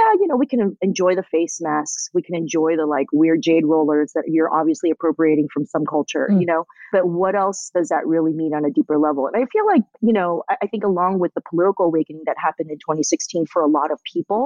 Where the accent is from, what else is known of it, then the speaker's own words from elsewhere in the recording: Southern California, United States; also born or lived in Taiwan; I grew up listening to in Southern California